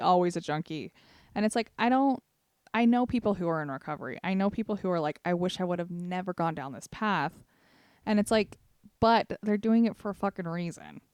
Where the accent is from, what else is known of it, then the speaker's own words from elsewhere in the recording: Sevier County, Utah, United States; we're from Sevier County